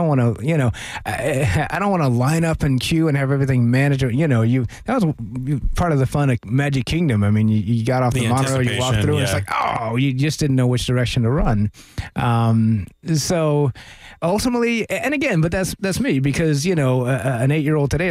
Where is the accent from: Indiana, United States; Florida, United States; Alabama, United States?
Florida, United States; Tampa; I grew up in Tampa, okay. Florida